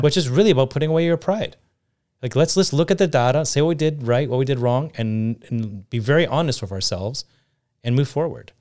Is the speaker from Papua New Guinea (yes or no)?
no; Canada